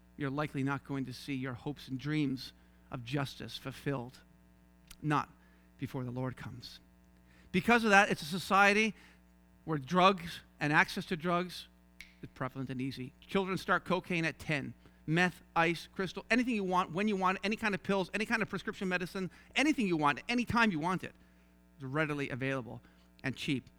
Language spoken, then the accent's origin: English; St. John's, Newfoundland and Labrador, Canada; accent: Newfie; moved away as an adult; also born or lived in Toronto; I was raised in Saint John's, Newfoundland